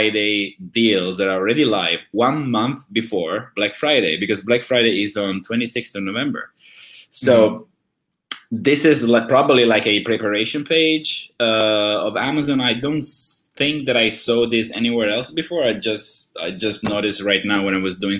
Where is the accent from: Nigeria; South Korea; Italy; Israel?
Italy; when I was young, I'm from Italy